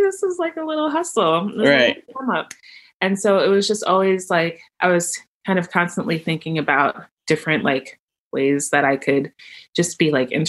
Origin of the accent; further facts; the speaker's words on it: New York City, New York, United States; moved away as an adult; also born or lived in Boston / Cape Town; now in Baltimore, United States; I'm from New York originally. Grew up in the Bronx to to a West Indian mom, first generation, from Dominica, small island, and grew up just in a really loving household.